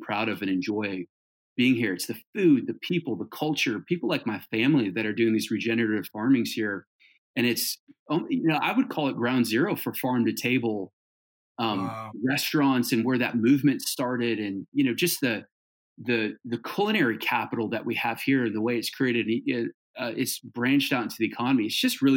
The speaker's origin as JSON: {"language": "English", "region": "Hawaii", "country": "United States", "tie": "born or raised there", "also_born_or_lived": "Southern California / Northern California", "moved": "yes", "lives_now": "Birmingham, Alabama, United States", "said": "I grew up in Hawaii"}